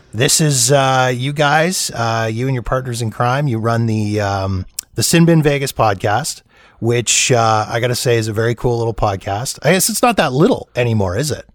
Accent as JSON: {"language": "English", "country": "Canada", "said": "as a Canadian guy, it's, it's in my blood"}